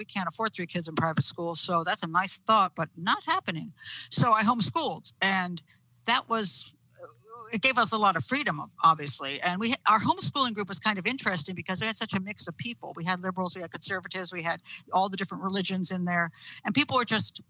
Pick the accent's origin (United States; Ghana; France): United States; McLean, Virginia; I grew up in McLean.